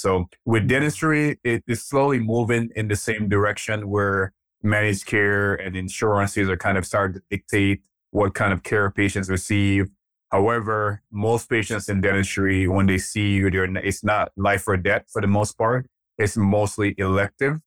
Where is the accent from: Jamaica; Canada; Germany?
Jamaica; also born or lived in Nigeria; now in United States; I'm actually Nigerian. I was born in Nigeria. Um, my dad left Nigeria when I was about three years old. We moved to Jamaica, and we lived there for, uh, most of my early childhood years